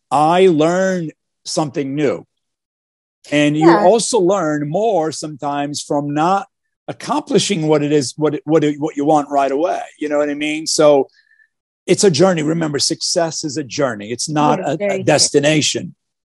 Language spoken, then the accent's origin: English; Newark, New Jersey, United States; growing up in Newark, New Jersey, in a one bedroom apartment with my family of five.